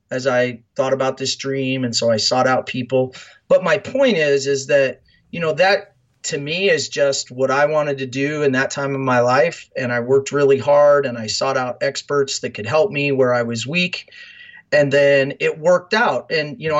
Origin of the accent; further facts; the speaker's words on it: Fremont, Nebraska, United States; moved away as an adult; I grew up in Fremont, Nebraska, so I'm as Nebraska as it comes